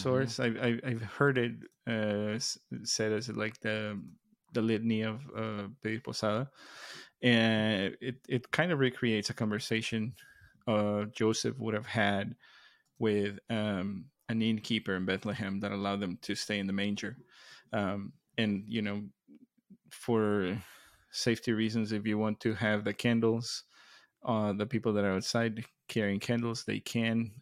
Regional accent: Mexico; moved away; growing up in Mexico

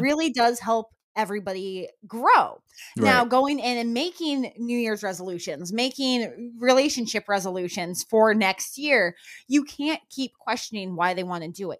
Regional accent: New Mexico, United States; now in Florida, United States; I grew up in New Mexico where that was a very, very common thing

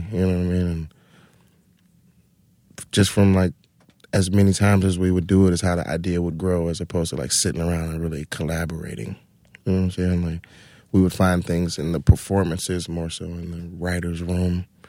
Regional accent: Atlanta, Georgia, United States; No, in Atlanta. I'm from Atlanta.

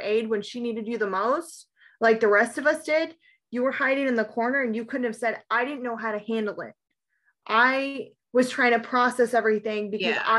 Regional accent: East Coast, United States; growing up on the East Coast, but with a very Irish heritage

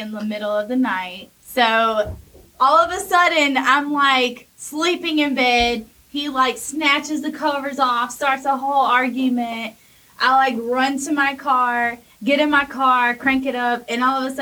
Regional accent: Hawkinsville, Georgia, United States; I am from Hawkinsville, Georgia

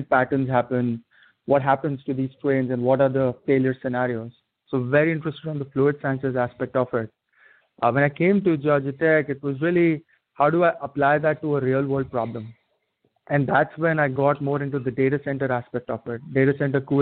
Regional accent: India; moved away as an adult; also born or lived in Atlanta, United States; now in Bay Area, United States; grew up in India and, you know, was there till I was 21, 22. Came out to the States

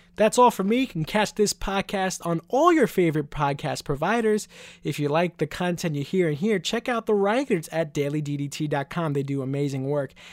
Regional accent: New York City, New York, United States; I'm from Queens, New York, so we would go to events, obviously, at M S G.

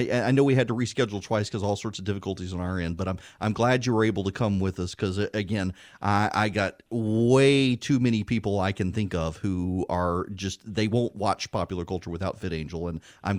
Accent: Dubai, United Arab Emirates; when I was a kid, a young kid living in Dubai, they showed Dallas, and it was always a season behind the United States.

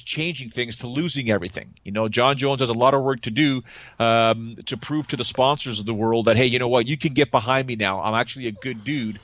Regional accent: Toronto, Ontario, Canada

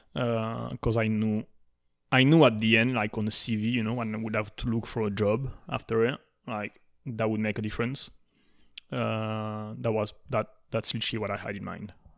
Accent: France; accent: French; English is a second language; moved away; I was there with my French accent

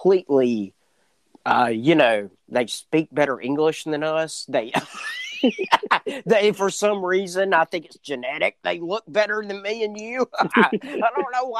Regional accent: Escatawpa, Mississippi, United States; my hometown of Escatawba, Mississippi

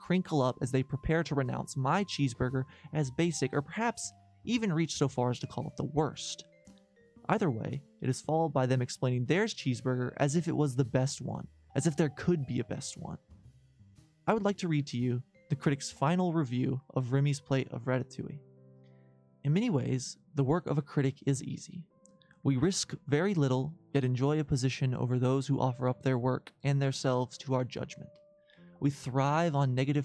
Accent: United States

